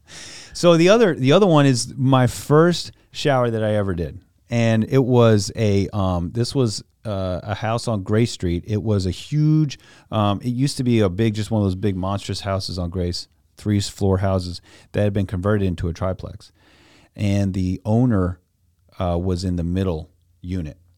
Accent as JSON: {"language": "English", "area": "Louisa County", "region": "Virginia", "country": "United States", "tie": "born or raised there", "said": "I grew up out in Louisa County"}